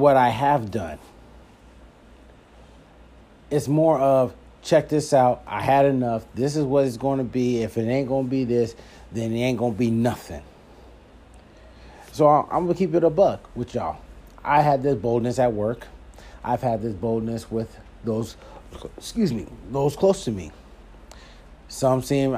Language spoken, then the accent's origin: English; Philadelphia, Pennsylvania, United States; moved away; I'm from Philadelphia and it was good to be back east. I felt at home